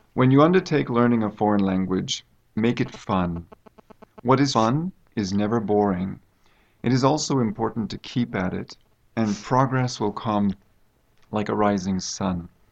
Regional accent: United States; now in China; I come from the United States

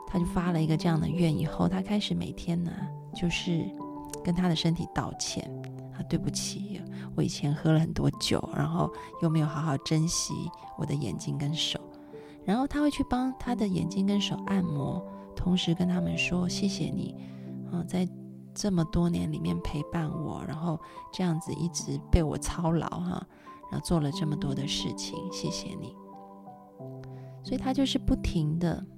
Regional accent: Taiwan; 我们小时候在台湾，晚上都会有夜市

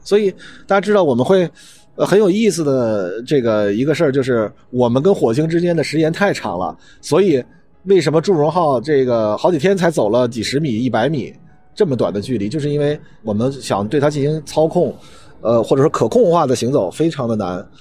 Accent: China; 我们中国人

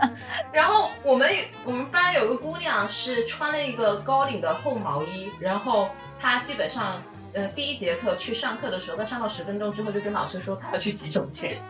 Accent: South China, China; 对我作为一个南方人，我从来没有在北方的冬天待过，所以我不知道北方室内是个什么样子的感受。

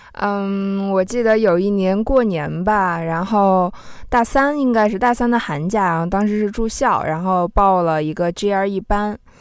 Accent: Xinjiang, China; 因为我自己也是来自少数民族地区嗯。啊，我是新疆的嘛

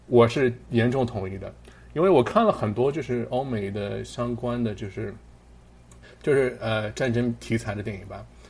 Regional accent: China; now in Pittsburgh, United States; 我们中国人

